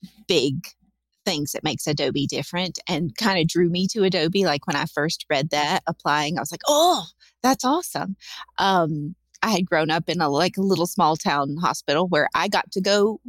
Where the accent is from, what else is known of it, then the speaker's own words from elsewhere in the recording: North Carolina, United States; I'm not from the Bay Area. I'm from North Carolina, which is where I currently live.